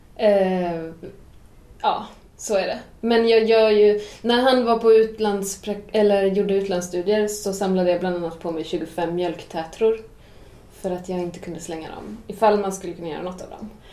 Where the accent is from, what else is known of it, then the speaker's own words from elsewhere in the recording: Åland Islands; moved away as an adult; now in Sweden; jag är uppväxt på Åland